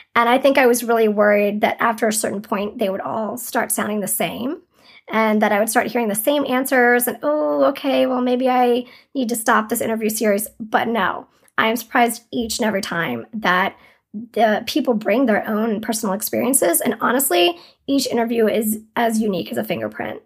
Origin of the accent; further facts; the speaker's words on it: Durham, North Carolina, United States; moved away as an adult; also born or lived in New York City; I moved back to Durham, which is my hometown